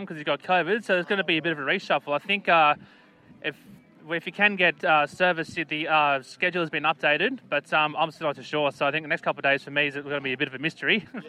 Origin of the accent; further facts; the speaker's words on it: Sydney, New South Wales, Australia; I'm from the Northern Beaches there in Forestville.